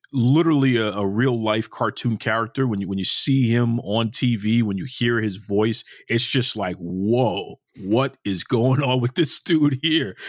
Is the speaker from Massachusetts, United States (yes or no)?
yes; Boston, Massachusetts, United States; Growing up in Boston, which is a hockey town